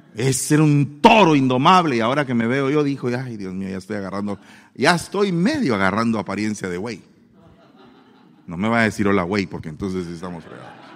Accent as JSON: {"language": "Spanish", "country": "Guatemala", "accent": "chapín"}